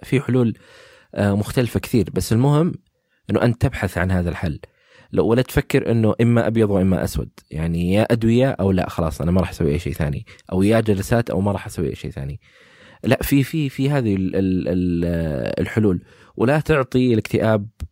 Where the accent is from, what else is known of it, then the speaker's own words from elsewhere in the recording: Saudi Arabia; عندنا في السعوديه